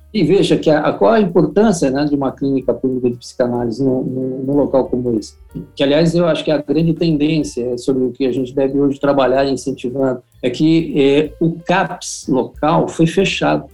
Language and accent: Portuguese; São Paulo, Brazil; sou paulista paulistano, é, não tenho vínculos com, com, com, o Rio de Janeiro